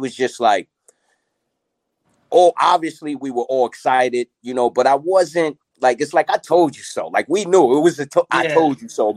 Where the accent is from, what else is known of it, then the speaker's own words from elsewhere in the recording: Mount Vernon, New York, United States; also born or lived in Yonkers; I'm originally from Money Earning Mount Vernon.